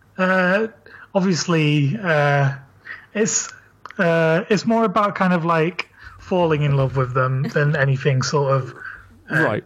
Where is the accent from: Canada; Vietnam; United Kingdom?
United Kingdom; Leeds, Yorkshire and the Humber; now in London, United Kingdom; I'm from Leeds and I live in London